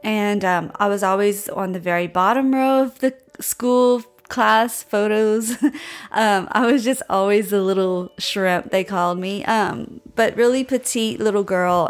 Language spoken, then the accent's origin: English; Louisiana, United States; now in Austin, United States; I grew up in Louisiana